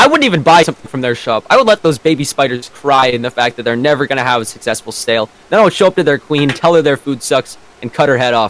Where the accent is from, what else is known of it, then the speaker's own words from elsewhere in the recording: Canada; first language English; I'm Canadian.